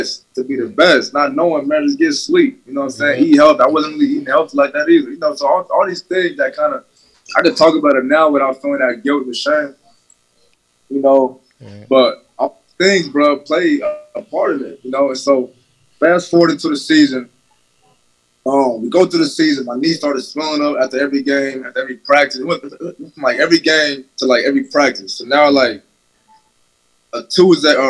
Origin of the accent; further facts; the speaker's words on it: West Coast, United States; I'm from the West Coast